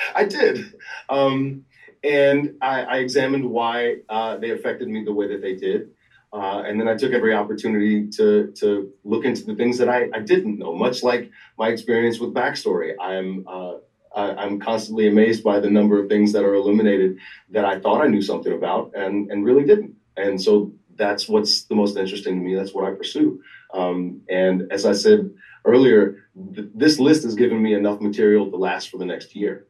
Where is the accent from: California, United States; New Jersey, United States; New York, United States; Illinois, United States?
Illinois, United States; Southern; growing up in Southern Illinois